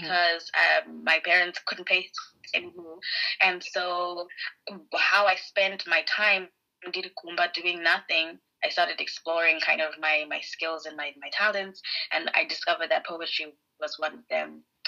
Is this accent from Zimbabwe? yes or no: yes; Harare, Zimbabwe; moved away as an adult; now in Edinburgh, United Kingdom; I am from Harare in Zimbabwe.